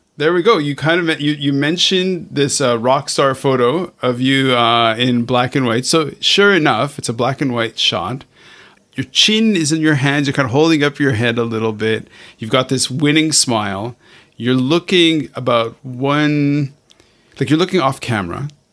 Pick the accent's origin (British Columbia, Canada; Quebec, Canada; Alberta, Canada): Quebec, Canada; Montreal; now in Hong Kong; I'm originally, okay, I grew up in Montreal, Canada